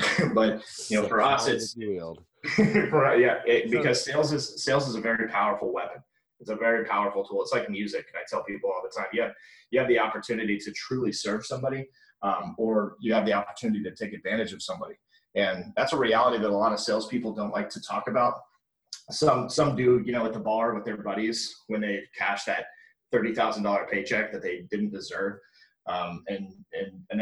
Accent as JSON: {"language": "English", "town": "Orlando", "region": "Florida", "country": "United States", "tie": "born or raised there", "said": "I live in Orlando, Florida, born and raised here"}